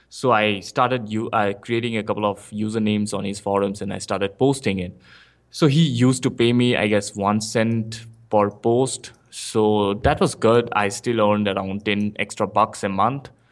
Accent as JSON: {"language": "English", "country": "India", "second_language": "English", "moved": "as an adult", "lives_now": "Bangalore, India", "said": "I came to Bangalore because I previously, I was in a small town in India"}